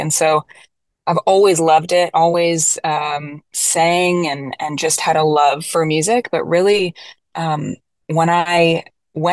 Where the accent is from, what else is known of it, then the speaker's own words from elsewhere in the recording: Florida, United States; moved away as an adult; also born or lived in Nashville, Tennessee; I grew up in Florida